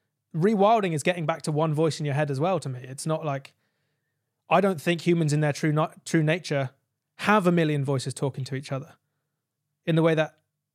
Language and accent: English; United Kingdom; I'm a kid from the United Kingdom who has a smartphone, who's grown up in modern civilization